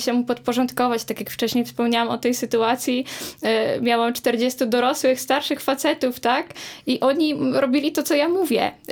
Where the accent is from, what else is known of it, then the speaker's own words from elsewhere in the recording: Połczyn-Zdrój, West Pomeranian Voivodeship, Poland; jestem też z małego miasta, więc to, co robię, jest odbierane w bardzo różny sposób, ale ale, ale współpracuję jako ja prywatna osoba, ale też jako stowarzyszenie właśnie Niezwykły Połczyn